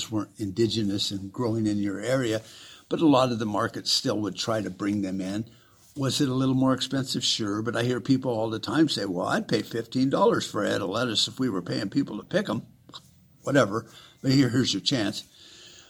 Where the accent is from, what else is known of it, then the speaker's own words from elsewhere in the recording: Tucson, Arizona, United States; When I grew up in South Tucson, wasn't technically South Tucson, but South Tucson.